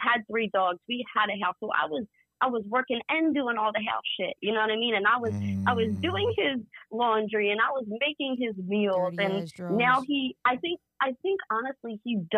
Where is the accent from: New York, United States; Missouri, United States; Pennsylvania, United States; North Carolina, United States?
Pennsylvania, United States; Philadelphia; I grew up in South Philly